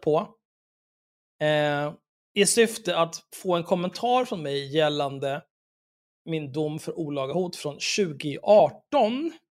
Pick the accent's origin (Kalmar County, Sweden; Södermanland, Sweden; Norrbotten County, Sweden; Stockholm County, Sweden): Stockholm County, Sweden; Stockholm; jag är född och uppvuxen i Stockholm